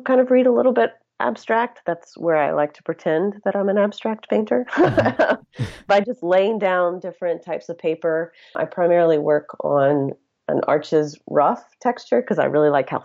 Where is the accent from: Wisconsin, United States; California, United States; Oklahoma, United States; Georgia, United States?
Georgia, United States; rural area outside Athens; I grew up in Georgia in a very rural area. It was actually outside of Athens, Georgia, where the University of Georgia is located